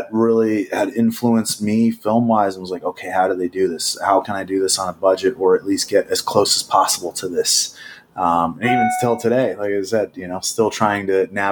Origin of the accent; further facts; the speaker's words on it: New Jersey, United States; I grew up in New Jersey